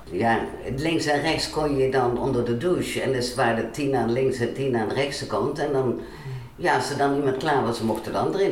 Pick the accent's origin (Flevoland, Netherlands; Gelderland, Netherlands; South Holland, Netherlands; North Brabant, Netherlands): North Brabant, Netherlands; Waalwijk; ik ben geboren in Waalwijk, eigenlijk Baardwijk. Baardwijk was vroeger nog een eigen dorp. Eh, op een boerderij.